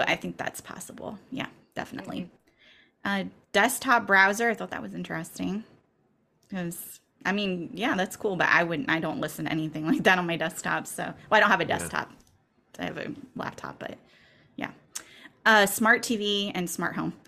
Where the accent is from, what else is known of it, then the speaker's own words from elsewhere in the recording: United States; we are from the United States